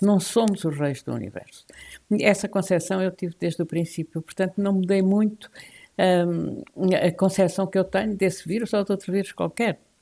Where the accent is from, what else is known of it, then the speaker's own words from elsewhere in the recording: the South, southern Portugal, Portugal; Eu sou do Sul, pertenço ao Sul